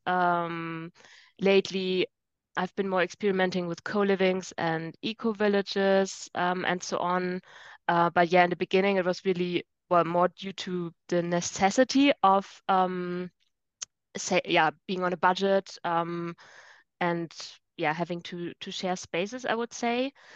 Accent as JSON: {"language": "English", "country": "Germany", "tie": "born or raised there", "moved": "as an adult", "lives_now": "Rome, Italy", "said": "Originally, I'm from Germany"}